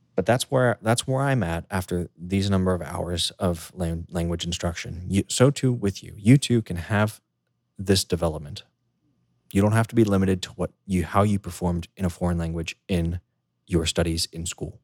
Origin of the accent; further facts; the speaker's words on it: United States; first language English; moved away; growing up in the United States, living there